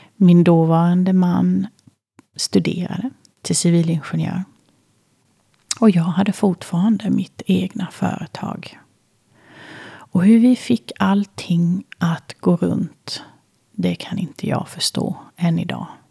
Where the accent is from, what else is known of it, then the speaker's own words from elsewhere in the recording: Kalmar, Kalmar County, Sweden; Jag föddes i Kalmar